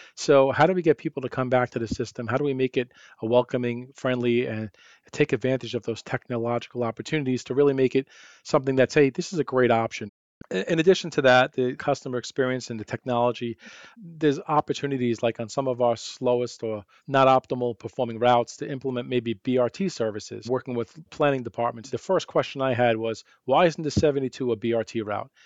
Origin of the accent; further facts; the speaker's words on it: New York, United States; accent: New York; moved away as an adult; now in Arizona, United States; growing up in New York